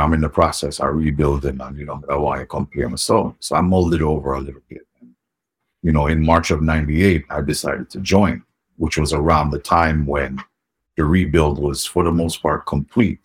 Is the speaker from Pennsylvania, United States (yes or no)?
no; New York City, New York, United States; also born or lived in Jamaica; born and raised in New York City. Um, mm-hmm. You know, born in the Bronx. I spent most of my, I would say, my upbringing in Queens, and um, you know, a couple years in Jamaica